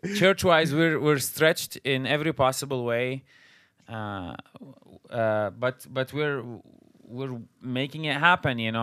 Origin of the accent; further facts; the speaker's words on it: Syria; moved away as an adult; now in United States; we're originally from Syria. We came, uh, to the United States after, uh, the war started. So we came as refugees